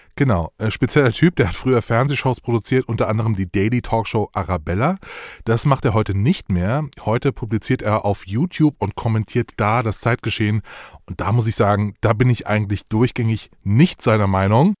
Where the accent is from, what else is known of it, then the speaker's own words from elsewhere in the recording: Hunsrück, near Trier, Rhineland-Palatinate, Germany; moved away; ich komme ja aus dem Hunsrück, beziehungsweise aus der Gegend von Trier